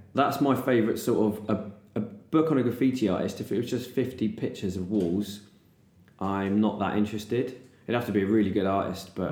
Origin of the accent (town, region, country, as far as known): Bristol, South West England, United Kingdom